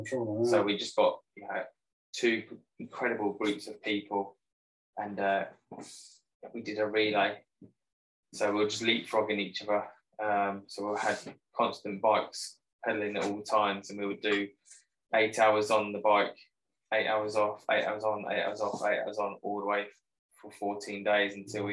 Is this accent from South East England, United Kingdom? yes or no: yes; Borden, South East England, United Kingdom; yep, local from Borden, Hampshire.